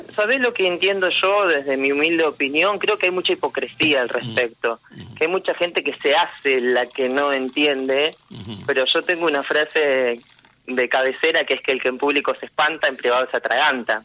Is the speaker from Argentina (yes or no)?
yes; General Lavalle, Buenos Aires Province, Argentina; also born or lived in La Plata; now in Mar del Plata, Argentina; Yo nací en La Plata, y cuando tenía cuatro años, mis padres eh, nos llevaron a vivir a General Lavalle, valle que estaba pegadito a San Clemente del Tuyú y ahí em, hice mi primaria, mi secundaria